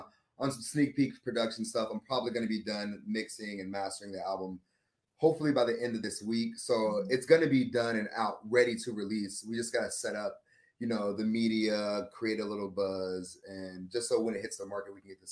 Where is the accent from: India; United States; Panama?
Panama; Coco Solo, Colón; born there; I'm a military brat. I was born in Panama, or Cocosolo, Panama, the country